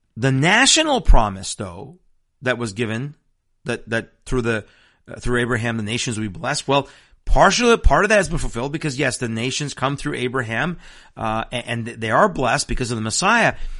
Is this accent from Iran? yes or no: yes; Iran; now in Washington State, United States; I'm also Persian from Iran